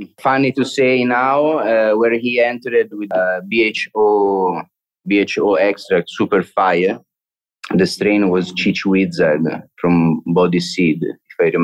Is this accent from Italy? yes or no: yes; Italy; moved away as an adult; now in Barcelona, Spain; we are all from Italy.